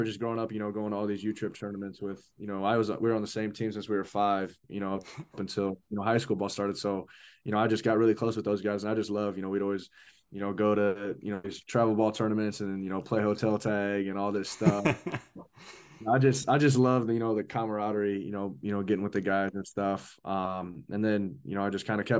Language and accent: English; Ankeny, Iowa, United States; I'm from Ankeny, Iowa. Pretty much like right north of Des Moines, the capital. So, I mean, I've been in Iowa my whole life.